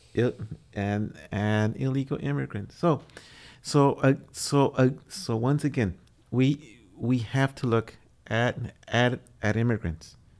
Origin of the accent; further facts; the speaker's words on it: Texas, United States; Texas is my home state